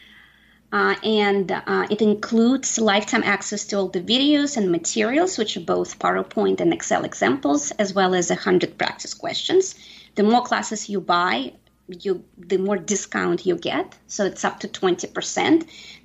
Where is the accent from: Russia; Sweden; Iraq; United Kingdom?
Russia; Saint Petersburg; now in United States; I am an immigrant. Yes, I am originally from St. Petersburg, Russia. I've been here for close to 25 years